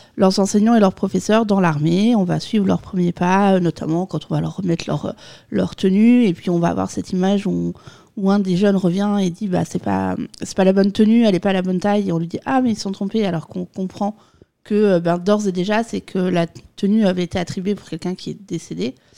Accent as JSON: {"language": "French", "country": "France", "said": "nous, en tant que Français"}